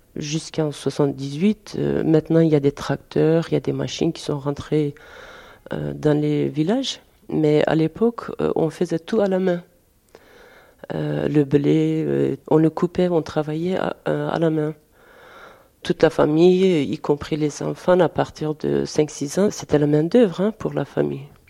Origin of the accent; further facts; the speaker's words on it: Turkey; now in Paris, France; Nous, nous sommes euh, de Dersim, de Diyarbakir